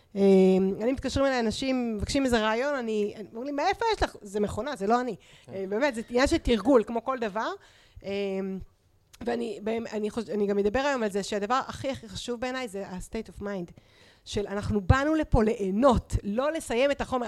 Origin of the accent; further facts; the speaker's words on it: Israel; אני מושבניקית, אני עבדתי בשדה עם ההורים שלי